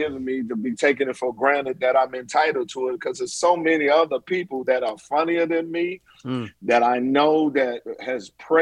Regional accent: Washington, District of Columbia, United States; moved away as an adult; also born or lived in Atlanta, Georgia; I'm from Southeast DC

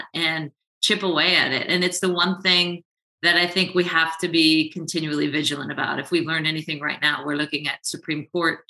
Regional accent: Southern California, United States; I grew up in Southern California

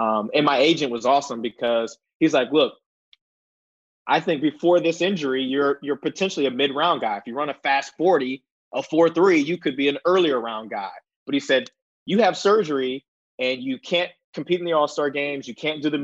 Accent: Columbus, Ohio, United States; moved away as an adult; I grew up in Columbus, Ohio

